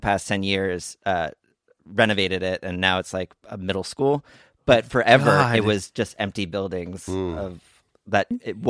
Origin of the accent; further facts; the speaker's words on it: Montgomery, New Jersey, United States; moved away; I grew up in Montgomery, New Jersey